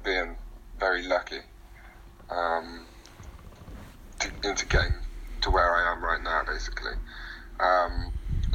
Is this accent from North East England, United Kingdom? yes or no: no; Derby, East Midlands, United Kingdom; moved away as an adult; now in London, United Kingdom; I was growing up in Derby, so I moved to London away from all